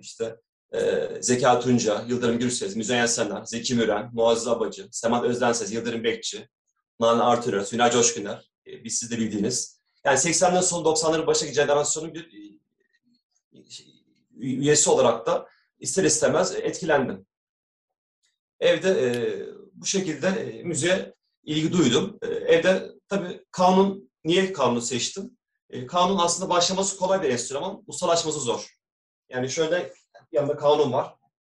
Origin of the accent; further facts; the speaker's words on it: Istanbul, Turkey; ben İstanbul'da doğumluyum. 1982 İstanbul doğumluyum.